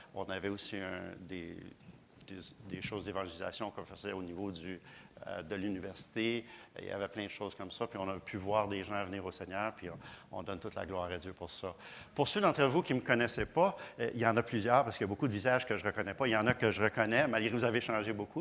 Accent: Granby, Quebec, Canada; moved away; depuis que je suis parti de Granby

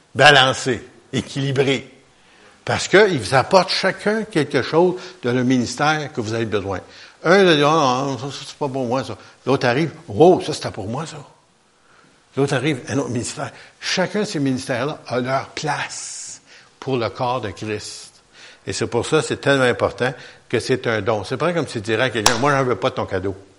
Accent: Quebec, Canada; on est des Québécois

